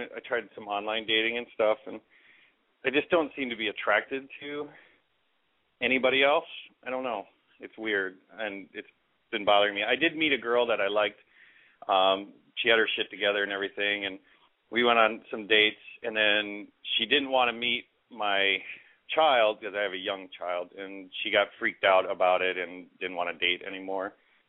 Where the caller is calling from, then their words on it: Minneapolis, Minnesota, United States; I'm from Minneapolis. I'm 40.